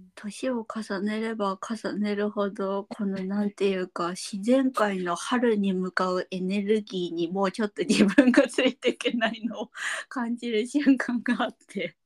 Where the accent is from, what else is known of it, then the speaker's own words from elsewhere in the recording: Nagoya, Aichi, Japan; moved away as an adult; also born or lived in Tokyo; 名古屋に飛んで帰りましたもんね